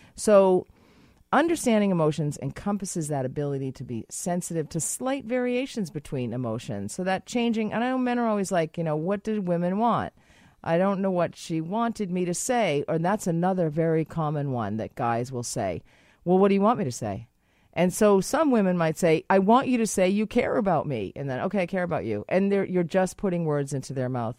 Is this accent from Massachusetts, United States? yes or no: yes; Boston, Massachusetts, United States; now in Canada; I'm from Boston